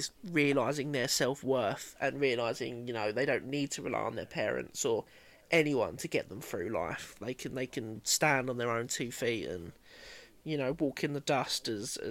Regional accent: Essex, East of England, United Kingdom; I'm from Essex, so I speak like dog shit.

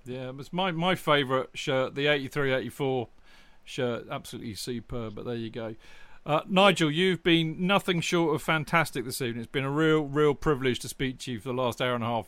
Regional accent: Winchester, South East England, United Kingdom; I was born in Winchester

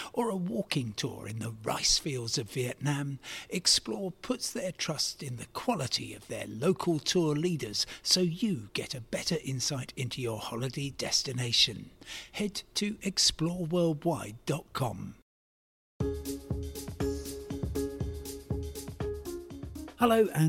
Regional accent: Crawley, South East England, United Kingdom; I was a teenager. I was growing up in Crawley.

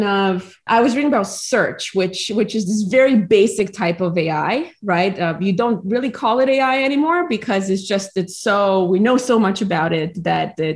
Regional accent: Romania; moved away as an adult; now in United States; I was born in Romania and I lived there throughout high school.

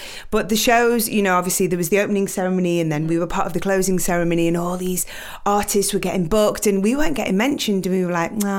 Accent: United Kingdom; you know, being British, always flying the flag around the world, to be at the Olympics and be able to perform again, you know, it was an honor for us

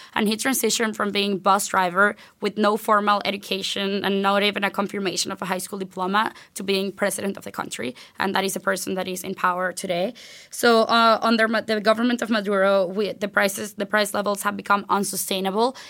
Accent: Venezuela; moved away as an adult; I was born and raised in Venezuela. I went to high school there, graduated there

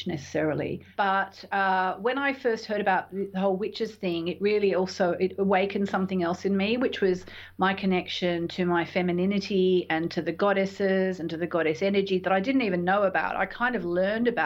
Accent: Tasmania, Australia; moved away; also born or lived in London; I grew up in Tasmania. And I'd been living in London by this stage for a couple of years

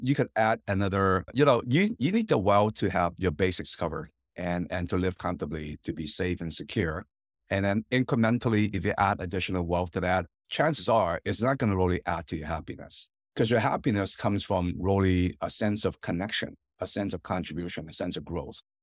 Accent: Hong Kong; now in United States; My, my parents and I, you know, kind of Chinese American immigrant family, and I'm from Hong Kong originally

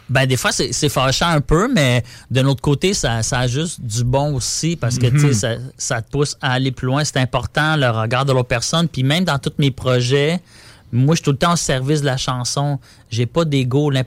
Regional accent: Terrebonne, Quebec, Canada; Parce que moi, je viens de Terrebonne. Puis là, j'étais comme vintage à l'est.

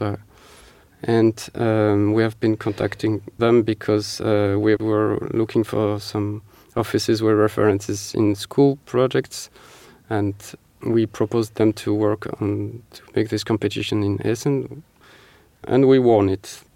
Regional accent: Marseille, Provence-Alpes-Côte d'Azur, France; moved away as an adult; now in Paris, France; I am myself from Marseille

